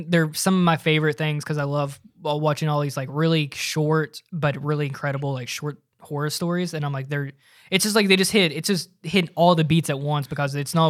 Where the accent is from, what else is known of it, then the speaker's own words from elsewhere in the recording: United States; I'm an American.